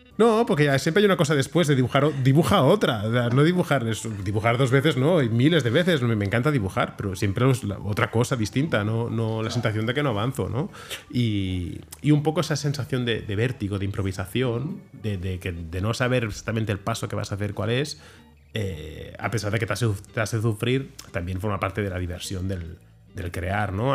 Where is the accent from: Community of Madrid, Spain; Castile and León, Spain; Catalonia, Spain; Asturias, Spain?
Catalonia, Spain; Barcelona; la ciudad en la que nací, soy de Barcelona, soy de Sants, y, conozco Barcelona y la quiero